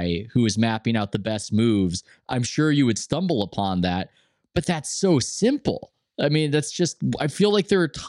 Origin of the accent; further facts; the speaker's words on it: United States; the way I grew up as an American